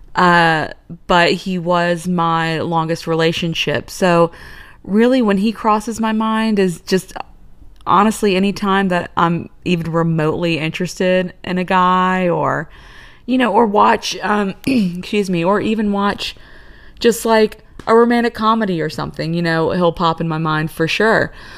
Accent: Virginia, United States; moved away as an adult; also born or lived in Houston; I was born and raised in Virginia, went to school in Virginia

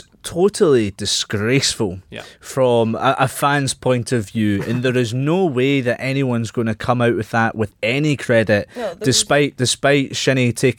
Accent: Scotland, United Kingdom; we are Scottish

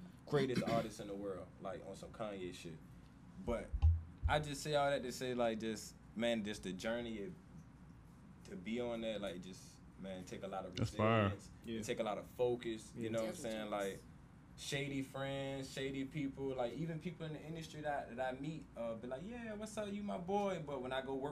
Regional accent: Suffolk, Virginia, United States; I'm from Suffolk, Virginia, downtown. Everybody I was around like played basketball, like. My dad, my uncles, and everything

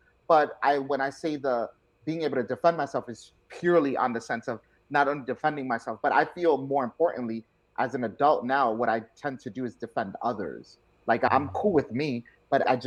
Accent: New York City, New York, United States; I was born and raised in the Bronx, South Bronx

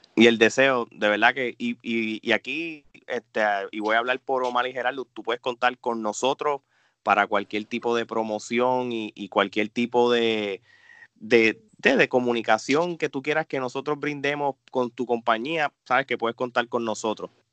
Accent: Puerto Rico; nosotros tres como puertorriqueños

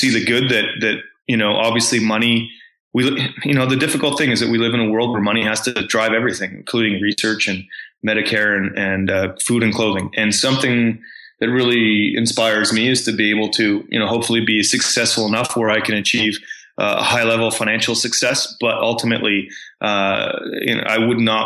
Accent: Canada; growing up in Canada was very privileged

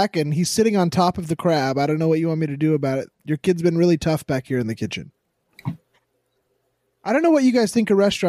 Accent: United States; I spent 34 years in America already. And I like learned how to grow up here

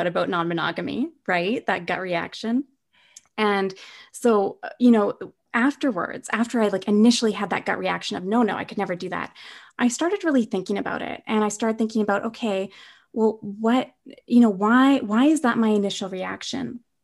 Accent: Winnipeg, Manitoba, Canada; moved away as an adult; now in British Columbia, Canada; I'm originally from Winnipeg, but during the pandemic, I'm in this little tiny lake town, um, in the middle of B C

